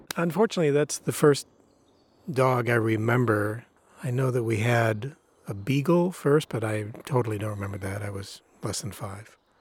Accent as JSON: {"language": "English", "region": "Illinois", "country": "United States", "tie": "born or raised there", "said": "I grew up in Illinois."}